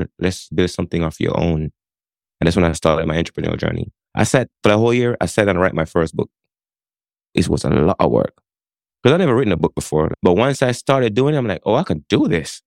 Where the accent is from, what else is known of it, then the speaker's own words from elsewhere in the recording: Jamaica; moved away as an adult; now in Connecticut, United States; My story started back in Jamaica. I grew up in Jamaica, moved from Jamaica to the United States. 18 years old, I show up on the shores of Connecticut